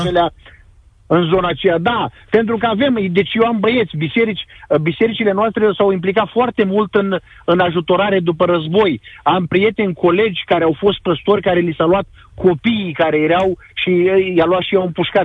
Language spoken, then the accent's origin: Romanian; Constanța, Constanța County, Romania; moved away as an adult; also born or lived in Chernivtsi Oblast, Ukraine; now in Ukraine; Eu sunt dobrogean de loc, constanțean